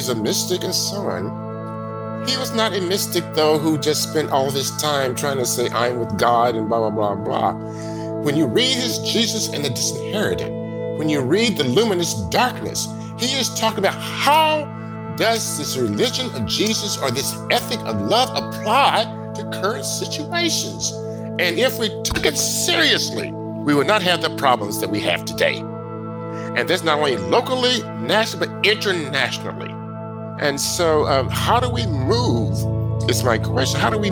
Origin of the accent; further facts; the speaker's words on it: Liberty, Missouri, United States; also born or lived in Kansas City, Missouri; I was born in Kansas City, Missouri. My family moved to Liberty, Missouri, which is about 15 miles from Kansas City, when I was about 8 months old